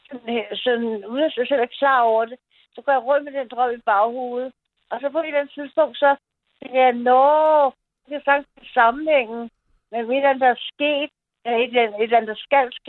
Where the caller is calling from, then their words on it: Copenhagen, Capital Region of Denmark, Denmark; Jeg er fra København.